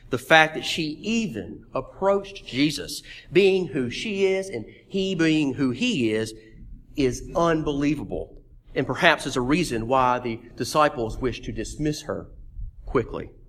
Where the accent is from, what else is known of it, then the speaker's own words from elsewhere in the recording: Meridian, Mississippi, United States; Meridian, Mississippi, my hometown.